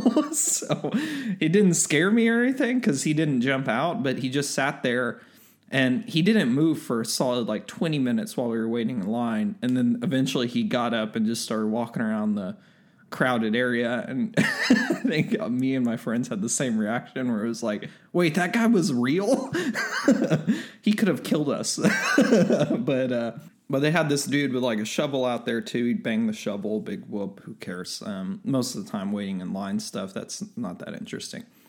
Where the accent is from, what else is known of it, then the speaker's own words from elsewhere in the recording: Texas, United States; being a Texan